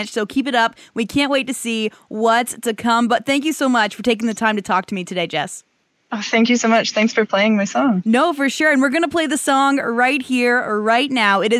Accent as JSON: {"language": "English", "town": "Powassan", "region": "Ontario", "country": "Canada", "also_born_or_lived": "Calgary, Canada", "moved": "as an adult", "lives_now": "Saskatchewan, Canada", "said": "I'm from Powassan, Ontario."}